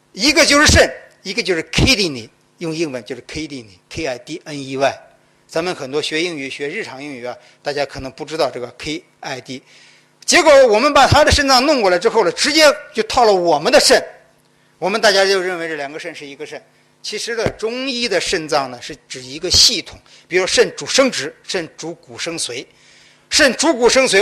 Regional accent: Henan, China; also born or lived in Guangdong; now in Guangzhou, China; 两个礼拜回河南

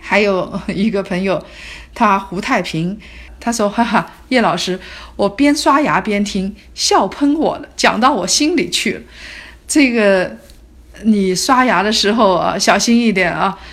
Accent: Hangzhou, Zhejiang, China; 我从小生活在杭州

